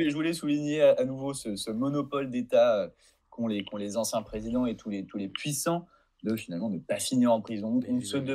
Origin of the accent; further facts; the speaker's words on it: France; J'ai envie de dire qu'en tant que Français, toutes les personnes qui chient sur l'Angleterre sont les bienvenues.